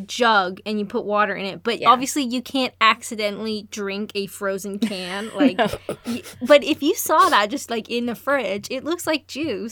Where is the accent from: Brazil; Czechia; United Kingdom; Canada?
Canada; I'm Canadian